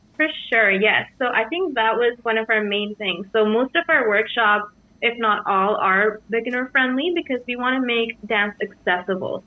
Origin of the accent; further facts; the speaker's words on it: Sri Lanka; moved away; I'm from Sri Lanka and I'm from central, central country.